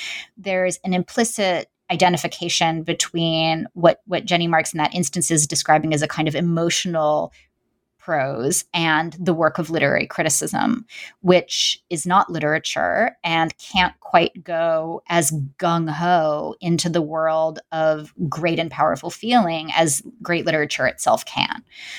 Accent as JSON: {"language": "English", "town": "New York City", "region": "New York", "country": "United States", "tie": "born or raised there", "said": "I mean, I grew up, I'm from New York City, you know, and I was a young child during the 90s"}